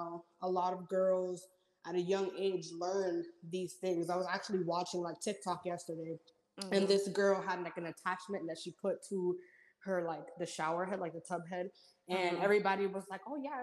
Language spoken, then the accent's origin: English; New York City, New York, United States; I grew up in Washington Heights with my parents